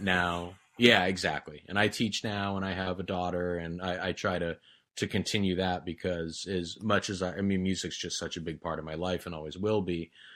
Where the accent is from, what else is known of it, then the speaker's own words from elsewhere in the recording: Santa Barbara County, California, United States; we're from Santa Barbara County, that's for sure, and I think it shows